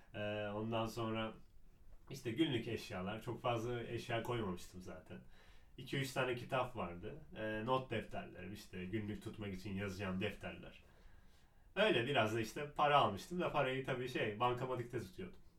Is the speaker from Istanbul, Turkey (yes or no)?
yes; Istanbul, Turkey; Ben yani doğma büyüme İstanbulluyum